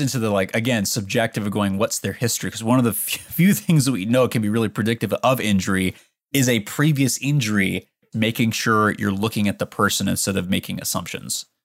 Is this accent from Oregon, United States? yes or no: yes; Portland, Oregon, United States; moved away as an adult; I grew up in Portland, Oregon